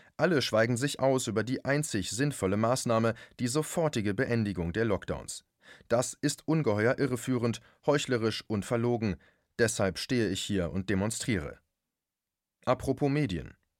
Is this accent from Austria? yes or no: no; Germany; bei uns in Deutschland